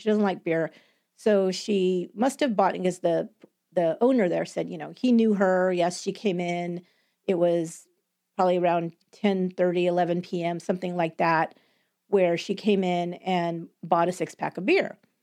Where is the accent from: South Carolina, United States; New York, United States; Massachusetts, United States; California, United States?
California, United States; San Jose; I live in San Jose, California